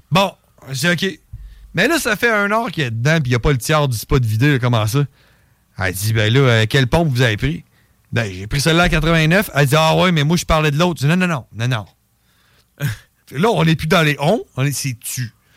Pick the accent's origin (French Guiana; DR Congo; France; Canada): Canada; je suis né au Canada